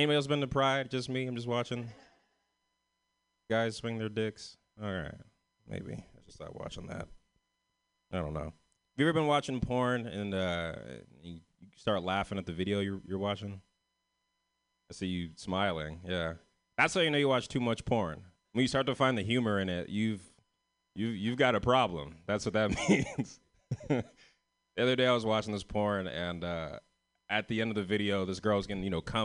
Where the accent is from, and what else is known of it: San Francisco, California, United States